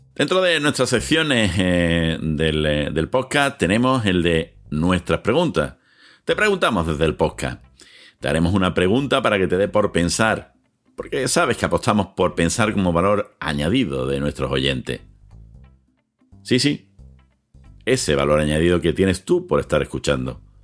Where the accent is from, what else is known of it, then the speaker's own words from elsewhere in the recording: Seville, Andalusia, Spain; en Sevilla, de donde yo soy, donde yo ejerzo